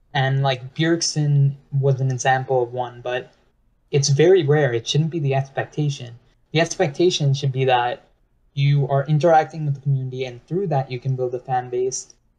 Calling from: New York, United States; I'm calling from New York, New York.

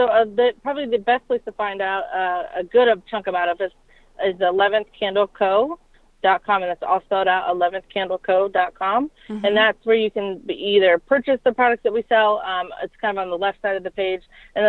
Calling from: Ohio, United States

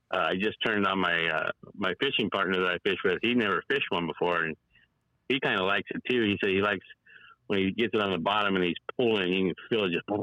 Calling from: California, United States; It's … out here in California.

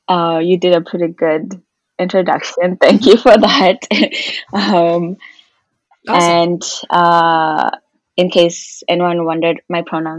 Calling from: Toronto, Ontario, Canada

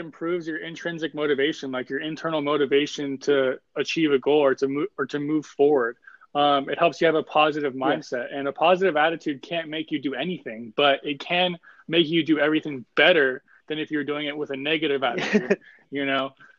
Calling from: Los Angeles, California, United States; I'm calling in from Los Angeles, California.

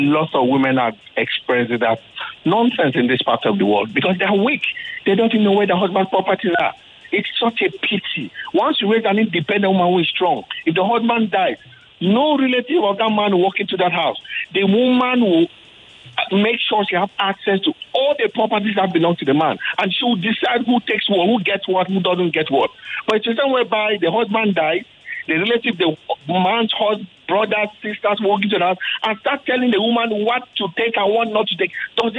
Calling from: Lagos, Nigeria; I'm calling from Lekki.

